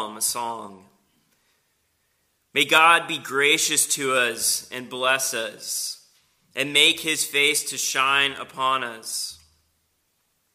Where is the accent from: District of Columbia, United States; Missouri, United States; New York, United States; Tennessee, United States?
Tennessee, United States; Knoxville; moved away as an adult; also born or lived in Western Pennsylvania / Philadelphia; now in Spartanburg, United States; originally, I'm from Knoxville.